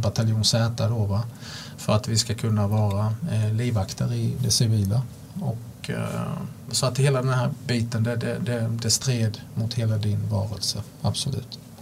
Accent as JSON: {"language": "Swedish", "country": "Sweden", "said": "jag kunde åka upp till Sverige, vara hemma en vecka"}